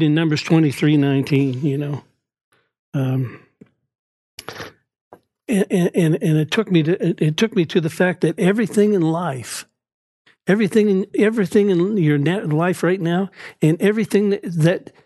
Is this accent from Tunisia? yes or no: no; Dartmouth, Nova Scotia, Canada; born and raised in Dartmouth, Nova Scotia